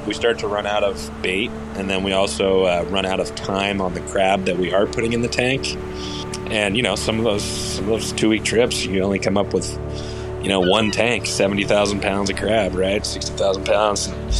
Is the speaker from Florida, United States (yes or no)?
no; Seattle, Washington, United States; I'm from Seattle, Washington. Bree and I live just north of Seattle in a town called Edmonds